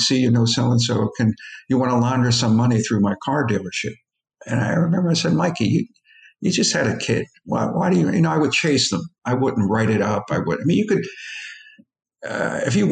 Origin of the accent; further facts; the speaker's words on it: Philadelphia, Pennsylvania, United States; I grew up among Italians in South Philly